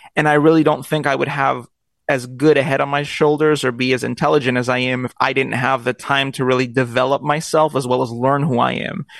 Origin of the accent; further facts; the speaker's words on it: Long Beach, California, United States; I was born in Long Beach and raised